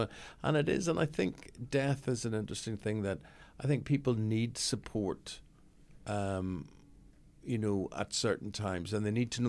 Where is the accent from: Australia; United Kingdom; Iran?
United Kingdom; Belfast, Northern Ireland; moved away; Belfast, growing up in Belfast, living, I still have a house in Belfast